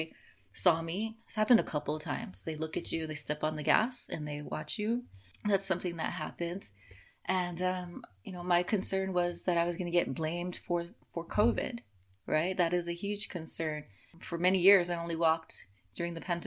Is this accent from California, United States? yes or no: yes; Los Angeles, California, United States; I grew up in Los Angeles with a lot of new immigrants